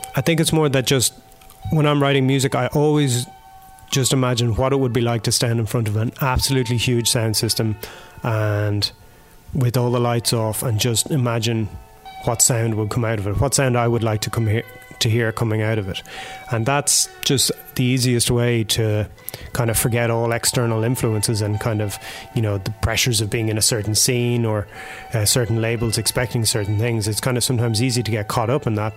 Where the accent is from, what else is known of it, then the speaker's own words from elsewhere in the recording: Ireland; moved away as an adult; now in Berlin, Germany; growing up in Ireland